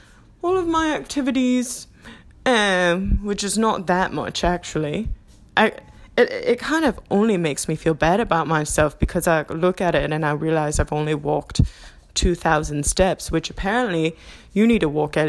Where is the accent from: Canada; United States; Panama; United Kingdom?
United Kingdom; accent: English; I'm going to be transitioning between English accent and my new Australian accent, which some people have said sound New Zealander or like a Kiwi.